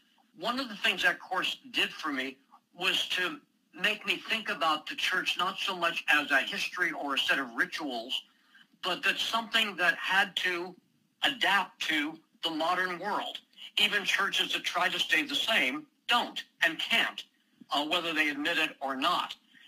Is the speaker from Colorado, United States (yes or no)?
no; Indianapolis, Indiana, United States; moved away; also born or lived in Ithaca, New York; I was raised an Episcopalian in Indianapolis, Indiana.